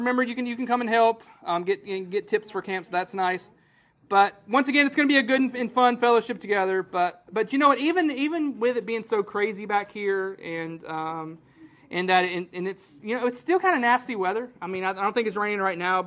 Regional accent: Franklinton, Louisiana, United States; moved away as an adult; now in Watson, United States; I grew up about an hour east of here in the town of Franklinton

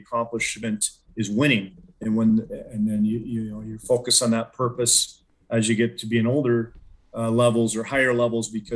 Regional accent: Colorado Springs, Colorado, United States; growing up in the Springs

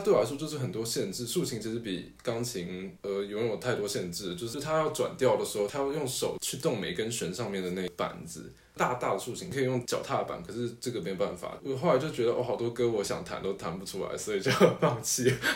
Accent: Tainan, Taiwan; 接近台南县，所以我应该是在台南县出生的吧，印象中是

